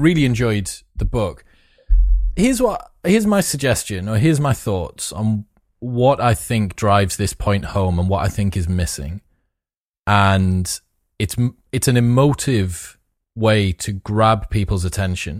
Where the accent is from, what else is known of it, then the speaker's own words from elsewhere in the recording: Newcastle upon Tyne, North East England, United Kingdom; I'm from Newcastle